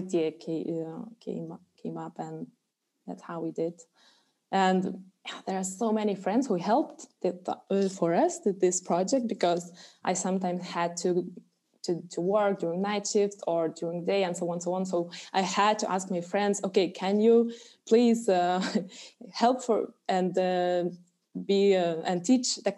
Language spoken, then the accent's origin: English; Alytus, Alytus County, Lithuania; it's my hometown.